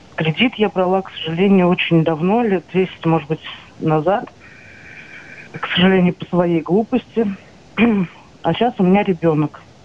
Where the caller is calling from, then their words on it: Saratov, Saratov Oblast, Russia; Я вам звоню из Саратова